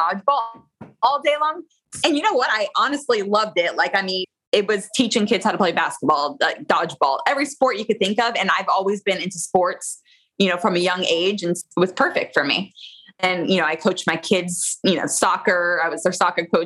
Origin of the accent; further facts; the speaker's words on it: Florida, United States; I am a Florida girl. I was born and raised in Florida